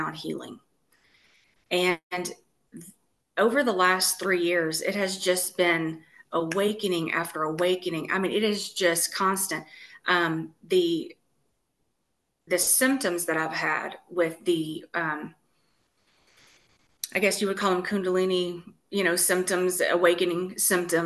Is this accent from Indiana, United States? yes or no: no; Texas, United States; now in Tennessee, United States; I'm originally from Texas and I moved to Tennessee from Texas.